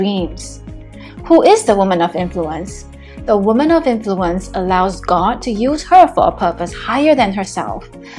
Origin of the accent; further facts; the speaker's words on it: Singapore; I am from Singapore, streaming in live from Singapore.